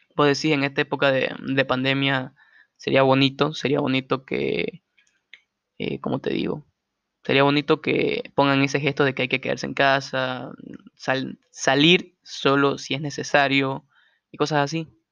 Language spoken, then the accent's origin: Spanish; Santa Cruz de la Sierra, Santa Cruz, Bolivia; yo soy boliviano, soy de Santa Cruz, esta tierra hermosa.